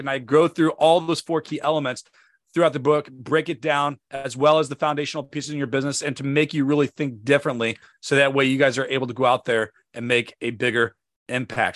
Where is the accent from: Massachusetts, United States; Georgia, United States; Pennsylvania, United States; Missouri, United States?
Missouri, United States; St. Louis; now in Northern Virginia, United States; Saint Louis, Missouri. If you've never been there, that is my hometown. That is where I'm from.